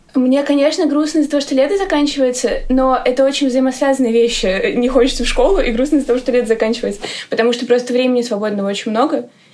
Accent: Moscow, Russia; Я из Москвы, мне 17 лет.

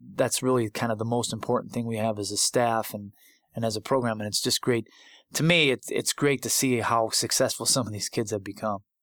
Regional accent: Buffalo, New York, United States; moved away; I was in grad school at the University of Buffalo, my hometown

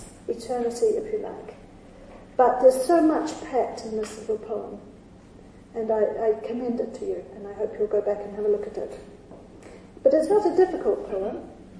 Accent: New Zealand; moved away; I come from New Zealand

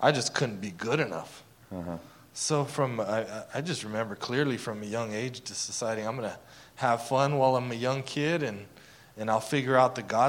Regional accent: Casa Grande, Arizona, United States; I grew up in Casa Grande, Arizona.

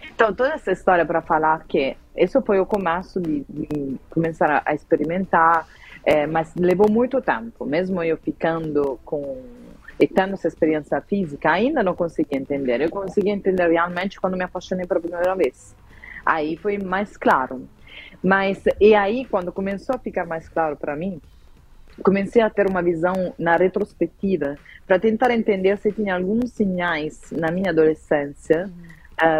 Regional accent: Southern Italy, Italy; moved away; Eu venho do sul da Itália

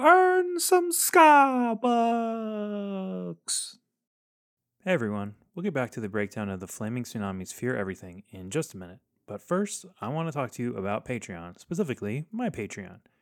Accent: Texas, United States; growing up in Texas

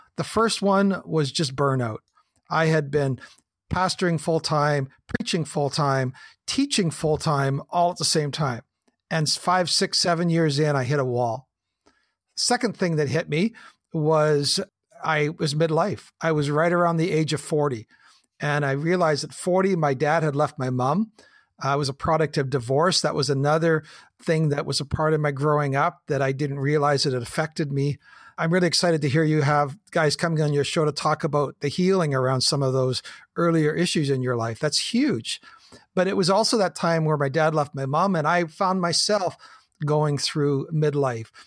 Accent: the Kootenays, British Columbia, Canada; I'm a Canadian kid, a farm boy, grew up in the Kootenays

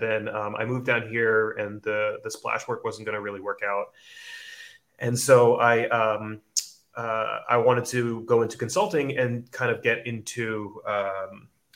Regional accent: New Jersey, United States; moved away as an adult; now in Sydney, Australia; I'm from New Jersey, but I live in Bondi, Sydney, Australia

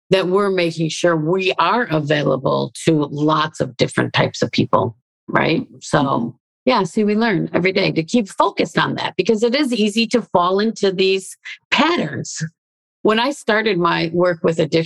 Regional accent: Chicago, Illinois, United States; moved away as an adult; also born or lived in Australia; I grew up in Chicago in an urban setting

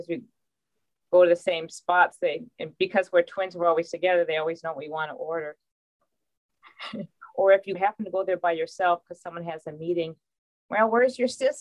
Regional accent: Winona, Minnesota, United States; But we grew up in Winona.

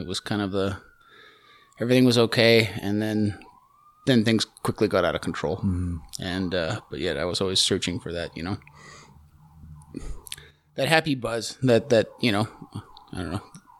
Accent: Calgary, Alberta, Canada; I grew up here in Calgary. Hometown kid.

